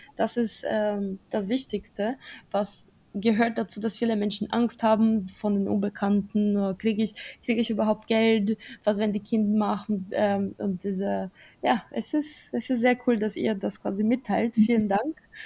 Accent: Brazil; moved away; ich komme zum Beispiel aus Brasilien

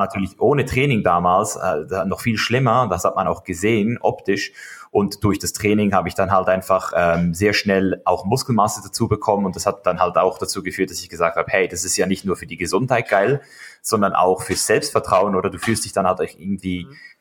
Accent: Switzerland; now in United States; ich als Schweizer äh, Junge, als Bub, Schweizer Bub

